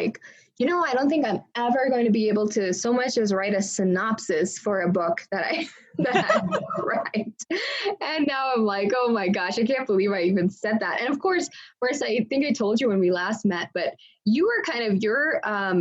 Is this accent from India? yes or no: yes; India; Indian kids, so I took like years and years and years of dance